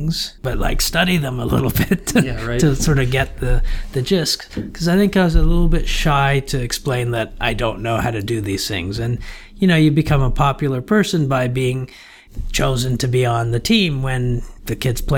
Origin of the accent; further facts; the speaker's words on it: Toronto, Ontario, Canada; moved away as an adult; also born or lived in Guyana / Montreal, Canada; I joined my mother from the age of 7 in Toronto. So I grew up in Toronto, Canada.